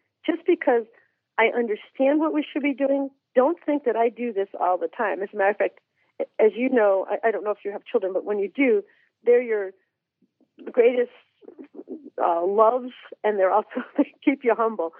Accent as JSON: {"language": "English", "region": "Massachusetts", "country": "United States", "tie": "born or raised there", "said": "I grew up in Massachusetts as well"}